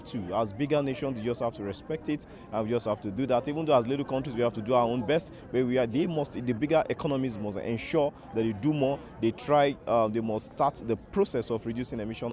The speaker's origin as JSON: {"language": "English", "region": "Lagos", "country": "Nigeria", "said": "I'm from Lagos, Nigeria"}